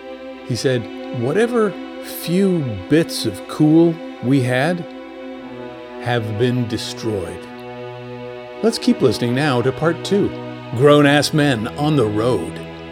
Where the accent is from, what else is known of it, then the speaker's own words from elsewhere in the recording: Orono, Maine, United States; I grew up in Orono.